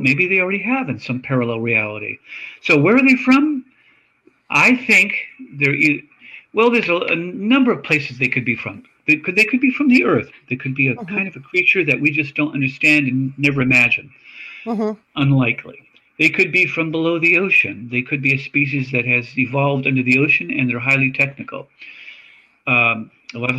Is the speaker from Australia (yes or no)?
yes; Australia; moved away; I'm from Australia. I lived there as a child.